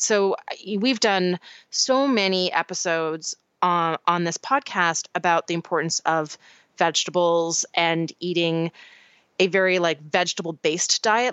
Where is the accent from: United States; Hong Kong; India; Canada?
Canada; moved away; my home country